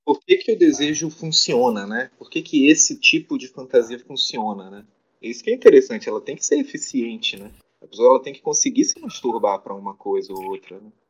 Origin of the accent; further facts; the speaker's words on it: Belém, Pará, Brazil; eu sou de Belém, me formei aqui em Belém mesmo.